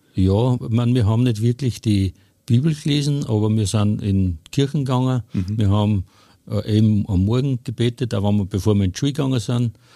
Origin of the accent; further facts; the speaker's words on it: Hofkirchen im Traunkreis, Upper Austria, Austria; Ich komme aus Hofkirchen im Traunkreis